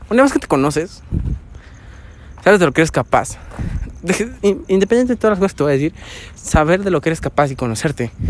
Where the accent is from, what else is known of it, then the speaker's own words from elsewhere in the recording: Mexico; Ah, soy mexicano.